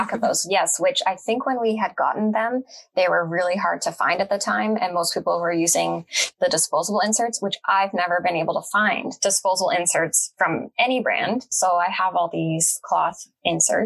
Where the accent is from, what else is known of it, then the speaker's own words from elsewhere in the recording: Canada; also born or lived in Petawawa, Ontario; I am Canadian